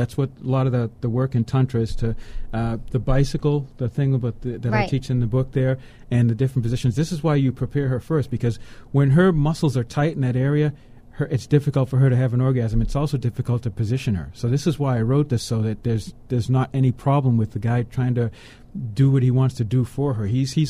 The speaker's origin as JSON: {"language": "English", "town": "Boston", "region": "Massachusetts", "country": "United States", "said": "but I'm from Boston."}